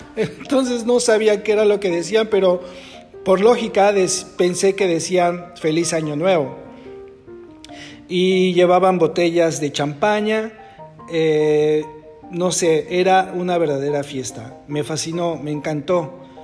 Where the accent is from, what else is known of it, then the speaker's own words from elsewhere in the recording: Mexico; moved away as an adult; now in Netherlands; cuando yo salí de México